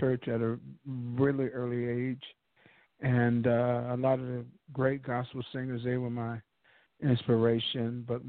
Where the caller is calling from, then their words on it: Atlanta, Georgia, United States; I'm calling from ATL.